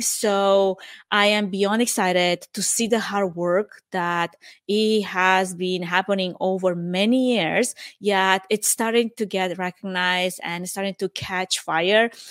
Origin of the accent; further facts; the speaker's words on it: Romania; English is a second language; moved away as an adult; now in United States; I am originally from Romania.